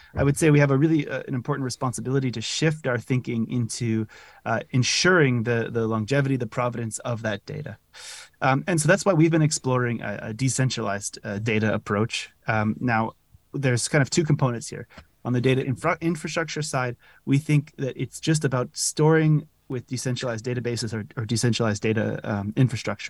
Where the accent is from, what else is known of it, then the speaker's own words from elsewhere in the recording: California, United States; moved away as an adult; also born or lived in Zurich, Switzerland; now in Netherlands; originally I'm from California